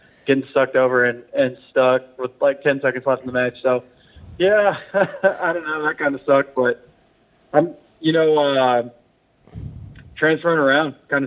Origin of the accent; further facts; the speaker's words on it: Fort Worth, Texas, United States; now in Fort Lauderdale, United States; I'm from Fort Worth, Texas